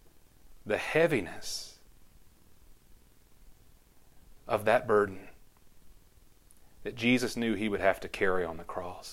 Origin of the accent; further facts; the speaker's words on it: Conroe, Texas, United States; growing up in Conroe Church of Christ.